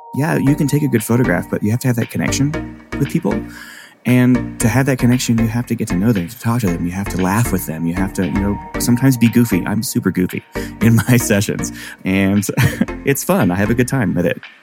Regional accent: Arkansas, United States; moved away as an adult; also born or lived in Chicago; I grew up in Arkansas. I went to university in Arkansas

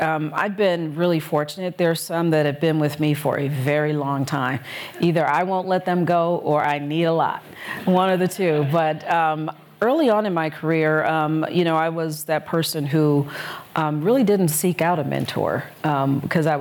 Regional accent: Detroit, Michigan, United States; moved away as an adult; also born or lived in Colorado; now in Chicago, United States; I'm from Detroit, Michigan

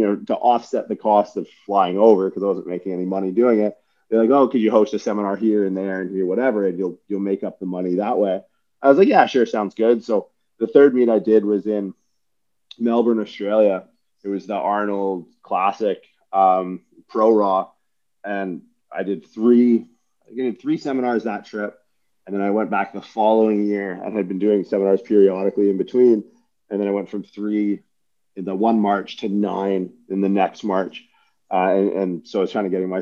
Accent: Windsor, Ontario, Canada; also born or lived in St. John's, Newfoundland; I worked for Good Life for years as a kid growing up in Windsor

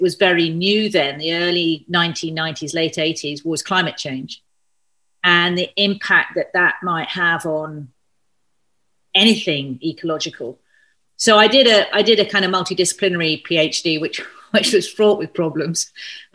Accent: London, United Kingdom; moved away as an adult; now in Scottish Highlands, United Kingdom; I was born and raised in South London

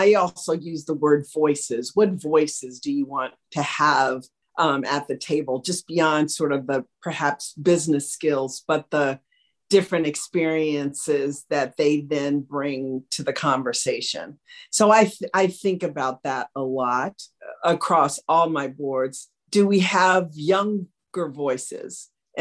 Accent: Washington, District of Columbia, United States; I grew up in Washington, D.C. in the 50s, very segregated city

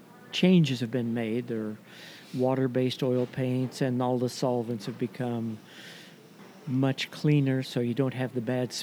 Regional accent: Idaho, United States; I grew up in Idaho, went to school at Boise State University

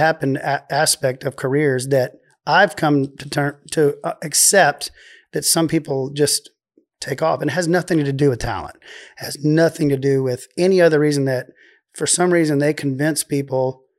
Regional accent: Waco, Texas, United States; accent: Waco; Well, it's my Waco accent.

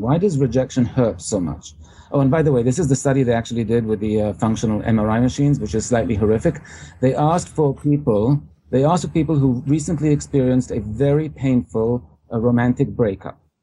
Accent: England, United Kingdom; now in New York, United States; I uh, was born in England originally.

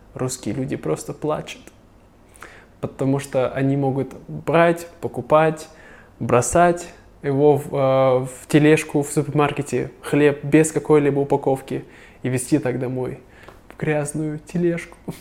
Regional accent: Siberia, Russia; also born or lived in China; now in Vietnam; я, сибиряк

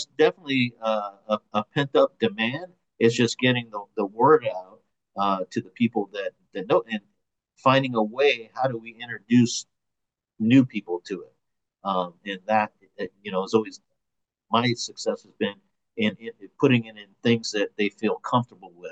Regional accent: San Jose, California, United States; now in Los Angeles, United States; I'm from San Jose, Bay Area, originally

